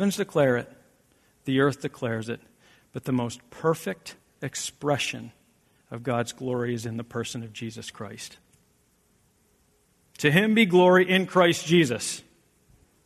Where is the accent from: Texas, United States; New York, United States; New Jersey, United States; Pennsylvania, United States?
Pennsylvania, United States; South Central; now in Michigan, United States; I'm from South Central Pennsylvania